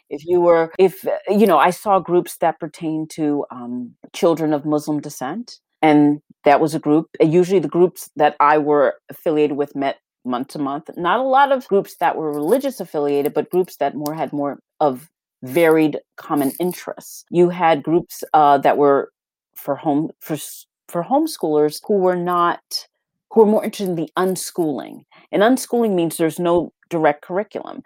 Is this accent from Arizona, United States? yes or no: no; Boston, Massachusetts, United States; growing up in Boston, I was born in Boston, in the Roxbury area of Boston